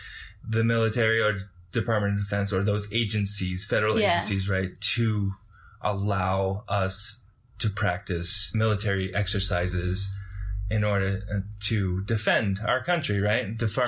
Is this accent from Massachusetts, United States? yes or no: yes; Massachusetts, United States; moved away as an adult; now in Utah, United States; I'm from Massachusetts. I grew up in a pretty liberal state and then followed an acquaintance out to Utah to a college, Weber State University, to study botany.